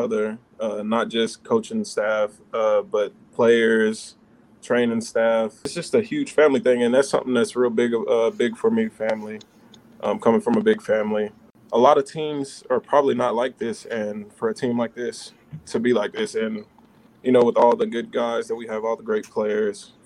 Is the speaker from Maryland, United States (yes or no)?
no; Texas, United States; now in Cleveland, United States; I'm from Texas